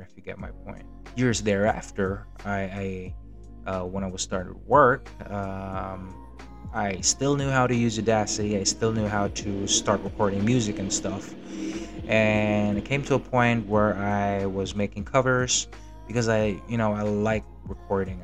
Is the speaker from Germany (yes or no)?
yes; Germany; now in Philippines; when I was a kid, when I grew up in Germany.